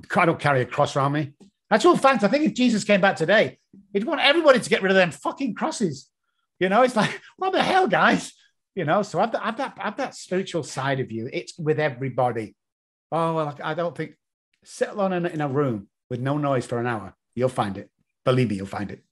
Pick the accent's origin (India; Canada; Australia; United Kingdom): United Kingdom; England; accent: English; my stupid English accent